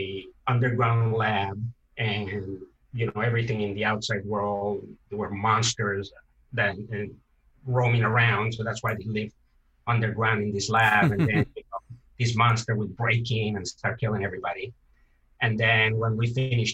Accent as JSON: {"language": "English", "country": "Venezuela", "tie": "born or raised there", "also_born_or_lived": "Canada / Miami, United States", "moved": "as an adult", "said": "I'm from Venezuela"}